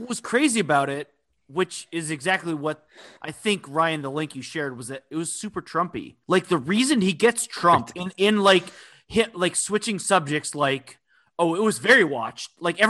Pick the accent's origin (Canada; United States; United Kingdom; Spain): Spain; Balearic Islands; I'm from Mallorca.